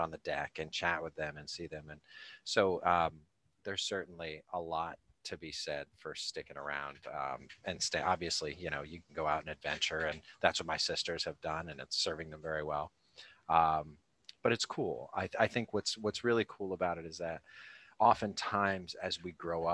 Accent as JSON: {"language": "English", "region": "Rhode Island", "country": "United States", "tie": "born or raised there", "also_born_or_lived": "Cape Cod, Massachusetts", "said": "So I grew up in Rhode Island"}